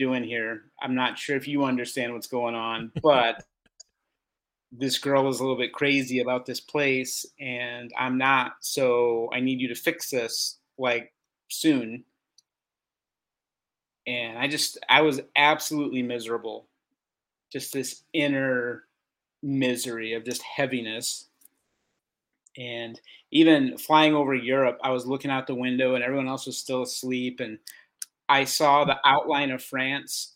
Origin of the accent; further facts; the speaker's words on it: St. Louis, Missouri, United States; moved away as an adult; also born or lived in California; now in Bulgaria; I grew up in St. Louis, lifelong St. Louis person, other than 1 year in California